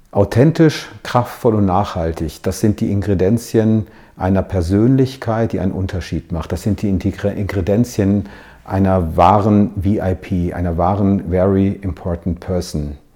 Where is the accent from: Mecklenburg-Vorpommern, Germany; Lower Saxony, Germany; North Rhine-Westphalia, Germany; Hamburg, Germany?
North Rhine-Westphalia, Germany; Hagen; wir haben einen kleinen Abstecher gemacht in meiner Heimatstadt, um ein Foto zu schießen unter dem Ortseingangsschild von Hagen.